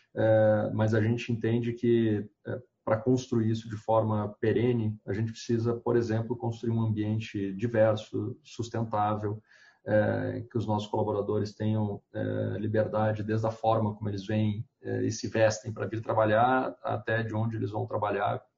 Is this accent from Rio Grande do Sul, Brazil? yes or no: yes; Porto Alegre, Rio Grande do Sul, Brazil; moved away as an adult; now in São Paulo, Brazil; moro hoje em São Paulo, mas eu sou do Rio Grande do Sul, é, de, de Porto Alegre, já, já levo uns 10 anos aqui em São Paulo